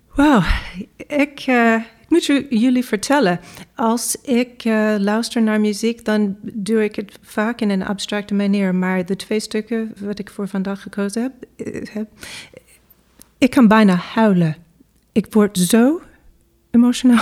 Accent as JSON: {"language": "Dutch", "region": "New York", "country": "United States", "tie": "born or raised there", "second_language": "Dutch", "moved": "as an adult", "lives_now": "Netherlands", "said": "ja, ik ben in Amerika geboren. Uh, ik kom uit New York. en ik studeerde ook in Amerika"}